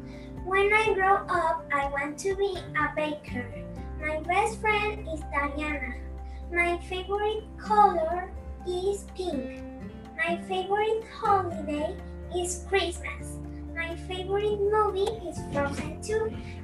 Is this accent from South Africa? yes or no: no; Venezuela; English is a second language; I am from Venezuela. I am in grade 4. I am 9 years old.